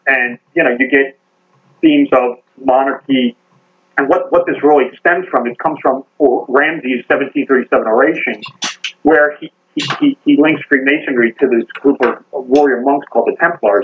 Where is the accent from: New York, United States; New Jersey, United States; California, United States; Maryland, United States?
Maryland, United States; Baltimore; I'm from Baltimore, Baltimore, Maryland.